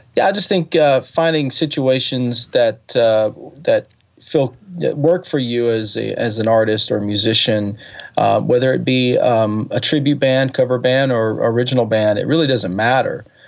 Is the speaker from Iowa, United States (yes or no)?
no; Alabama, United States; also born or lived in California; now in Nashville, United States; I grew up in Alabama